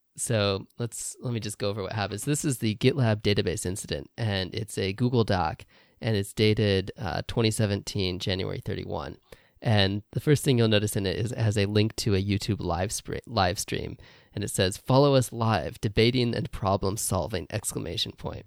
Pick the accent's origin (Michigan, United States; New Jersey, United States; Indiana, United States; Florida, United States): Indiana, United States; moved away as an adult; now in Japan; I grew up in Indiana in the U S